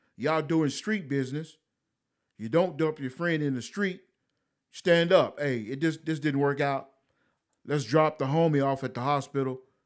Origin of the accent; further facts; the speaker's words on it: United States; I'm an American